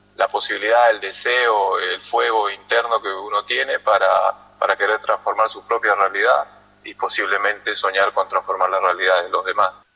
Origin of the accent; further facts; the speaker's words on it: Peru; como peruanos